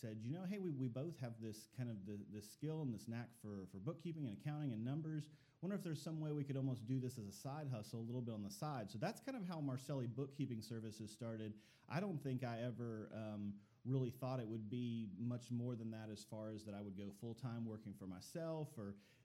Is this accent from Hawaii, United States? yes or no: no; Northeast Ohio, United States; moved away as an adult; also born or lived in Chattanooga, Tennessee; now in Dalton, United States; I'm actually from Northeast Ohio, grew up on farmland